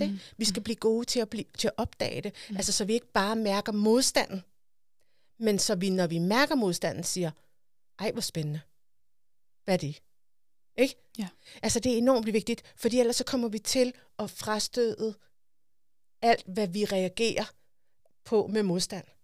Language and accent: Danish; Denmark; Altså, vi er jo danskere.